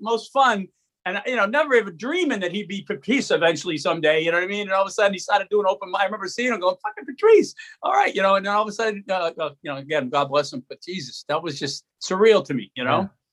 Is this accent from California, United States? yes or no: no; Arlington, Massachusetts, United States; I grew up in Arlington